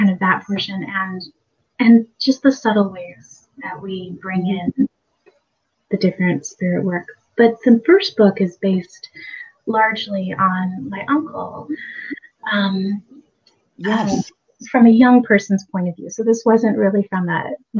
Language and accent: English; Port Townsend, Washington, United States; my hometown